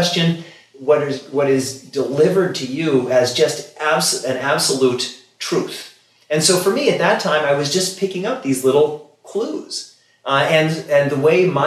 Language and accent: English; Kansas City, Missouri, United States; moved away; I come from Kansas City originally. It's traditionally a cow town. I grew up among cows.